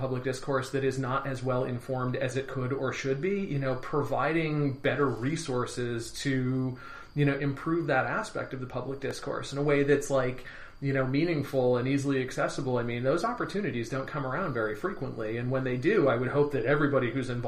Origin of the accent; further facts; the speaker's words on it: Boston, Massachusetts, United States; I'm from Boston